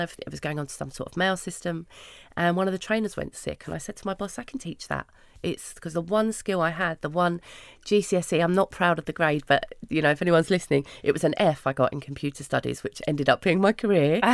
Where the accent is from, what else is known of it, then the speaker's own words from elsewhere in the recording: London, United Kingdom; I grew up in Hackney